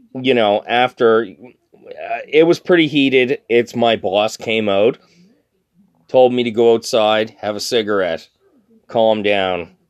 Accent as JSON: {"language": "English", "country": "Canada", "said": "I'm Canadian"}